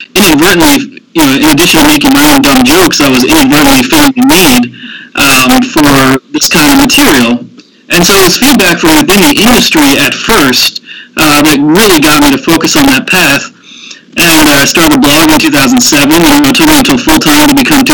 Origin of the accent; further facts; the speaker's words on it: Andover, Pennsylvania, United States; grew up in Andover, Pennsylvania, which is a suburb of Philadelphia, about 20 miles north of the city.